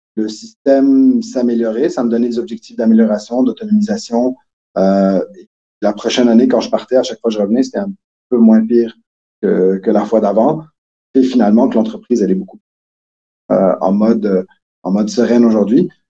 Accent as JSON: {"language": "French", "region": "Quebec", "country": "Canada", "accent": "Québécois", "moved": "as an adult", "lives_now": "Switzerland", "said": "ça a déjà paru dans mon accent, mais je suis plutôt québécois"}